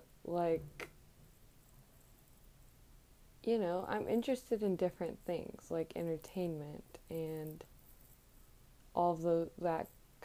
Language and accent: English; Virginia, United States; I grew up in Virginia.